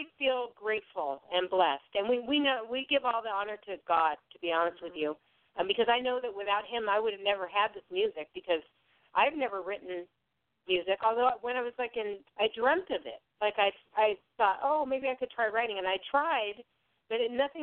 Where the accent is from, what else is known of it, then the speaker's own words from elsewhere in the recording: Southern California, United States; we're from Southern California, but we're not from the South